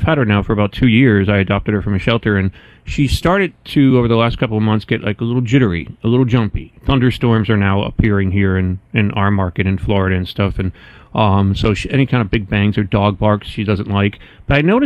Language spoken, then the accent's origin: English; Poland; I'm from Poland